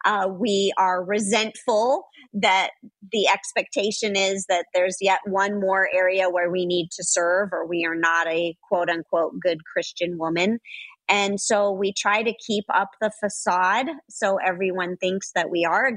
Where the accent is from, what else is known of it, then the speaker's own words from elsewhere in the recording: Los Angeles, California, United States; I grew up in Los Angeles